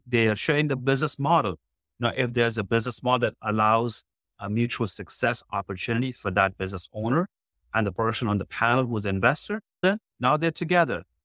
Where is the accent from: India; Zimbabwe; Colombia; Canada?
India; moved away as an adult; now in Houston, United States; When I was in college, if I had not get a job, I would have got shipped back to India